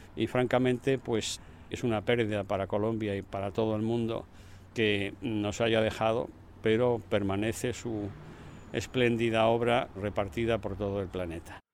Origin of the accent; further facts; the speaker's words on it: A Coruña, Galicia, Spain; now in Moscow, Russia; en mi propia ciudad natal, en La Coruña